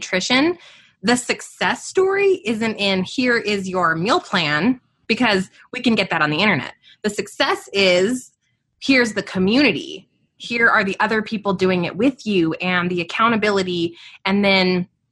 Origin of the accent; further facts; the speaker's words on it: Albuquerque, New Mexico, United States; I'm born and raised in Albuquerque, New Mexico, outside of the city right here.